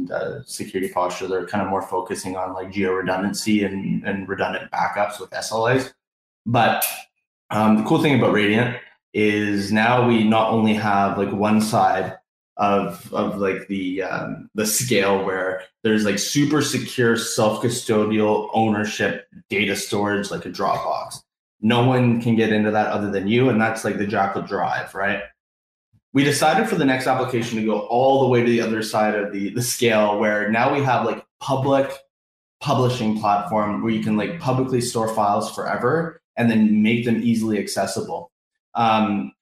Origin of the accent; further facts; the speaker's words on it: Canada; As we are Canadian, we do say puck up here